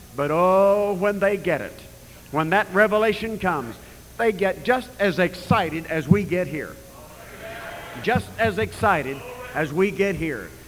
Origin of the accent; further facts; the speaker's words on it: United States; I was born in America